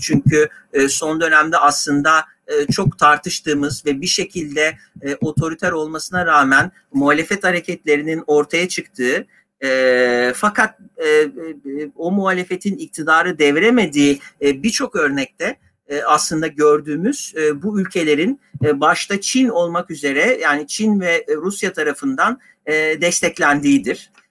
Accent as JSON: {"language": "Turkish", "region": "Istanbul", "country": "Turkey", "said": "ikimiz de İstanbulluyuz."}